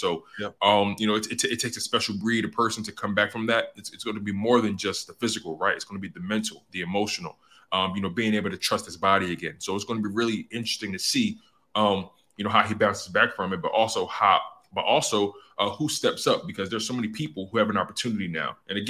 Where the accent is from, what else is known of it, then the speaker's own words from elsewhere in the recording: Philadelphia, Pennsylvania, United States; I'm born and raised in Philly.